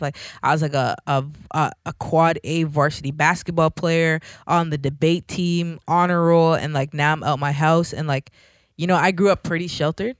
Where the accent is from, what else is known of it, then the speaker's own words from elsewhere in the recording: Toronto, Ontario, Canada; I'm from Scarborough